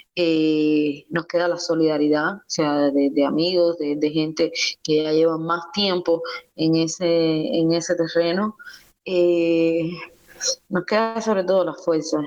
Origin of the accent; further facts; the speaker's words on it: Cienfuegos, Cuba; moved away; also born or lived in Ciudad Nuclear / Havana; salí de Cienfuegos, luego salí de la ciudad nuclear, luego para Cienfuegos, de Cienfuegos para La Habana